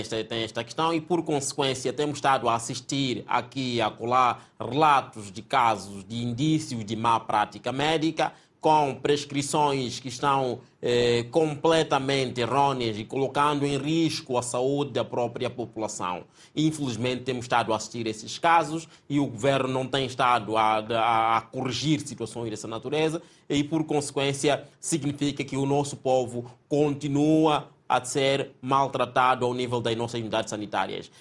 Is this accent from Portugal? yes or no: no; Mozambique; como moçambicanos que somos